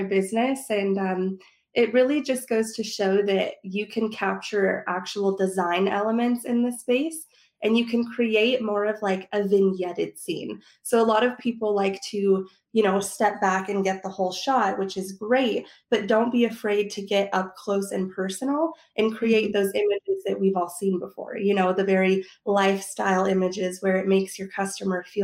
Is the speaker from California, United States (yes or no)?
no; Prescott, Arizona, United States; I live in Prescott, Arizona